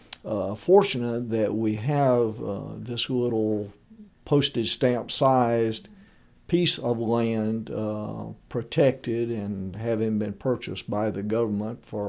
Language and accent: English; Bankhead National Forest, near Brushy Lake, Alabama, United States; We grew up near Brushy Lake in the Bankhead National Forest